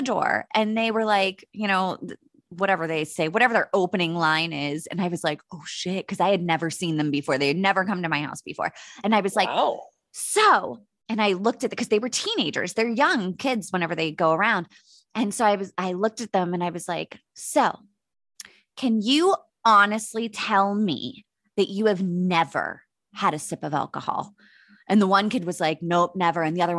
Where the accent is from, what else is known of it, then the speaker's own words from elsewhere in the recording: United States; born there; Which is odd since I'm born American, but it's just something that slips out and I can't control it.